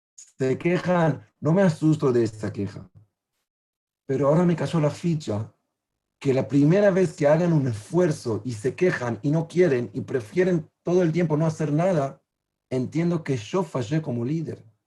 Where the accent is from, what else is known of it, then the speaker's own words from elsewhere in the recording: Israel; also born or lived in Uruguay; yo soy israelí